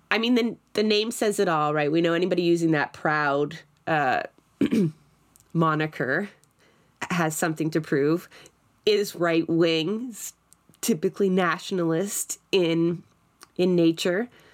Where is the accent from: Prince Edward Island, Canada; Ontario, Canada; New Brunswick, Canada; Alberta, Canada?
Ontario, Canada; Toronto; I'm from Scarborough